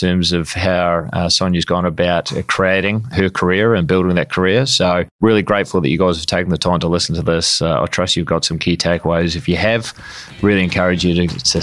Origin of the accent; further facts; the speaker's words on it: New Zealand; I'm a Kiwi